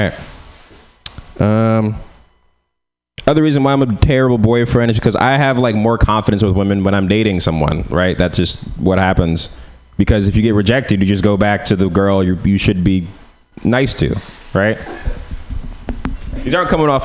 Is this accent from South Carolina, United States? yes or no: no; San Francisco, California, United States; So I'm from San Francisco